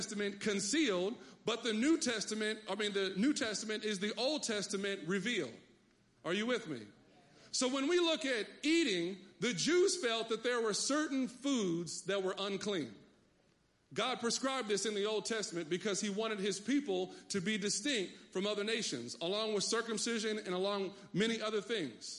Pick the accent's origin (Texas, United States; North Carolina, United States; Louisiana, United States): Texas, United States; I come from Texas